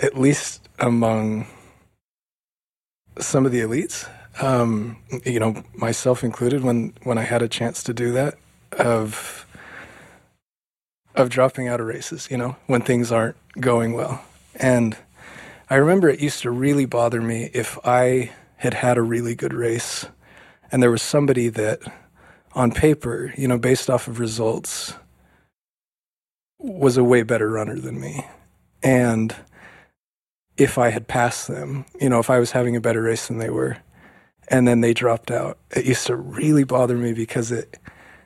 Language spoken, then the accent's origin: English; Oregon, United States; growing up in Oregon with everybody's chasing, you know, the spirit of Steve Prefontaine